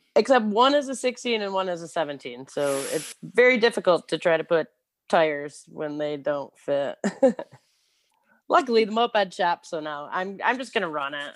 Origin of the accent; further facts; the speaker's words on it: Clio, Michigan, United States; also born or lived in Ypsilanti, Michigan; now in Detroit, United States; I lived, I grew up in Clio. It's, like, in the middle of nowhere